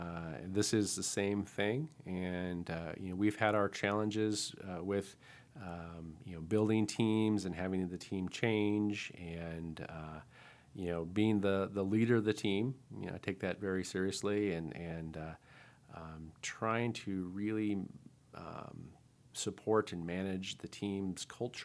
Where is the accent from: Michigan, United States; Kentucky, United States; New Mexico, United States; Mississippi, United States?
New Mexico, United States; Albuquerque; And I remember one time when I was growing up in Albuquerque, and my mom got us into figure skating